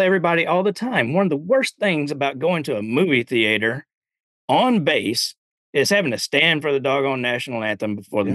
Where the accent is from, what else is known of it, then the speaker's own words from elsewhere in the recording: Alabama, United States; growing up in Alabama